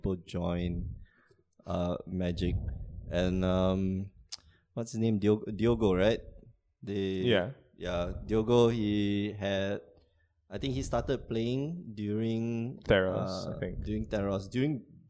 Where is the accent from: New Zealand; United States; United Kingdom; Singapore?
Singapore; moved away; I'm from Singapore.